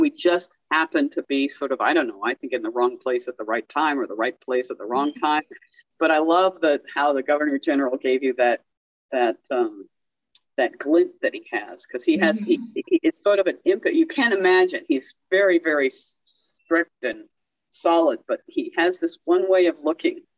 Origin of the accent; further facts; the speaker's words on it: California, United States; now in Belize; I'm from California.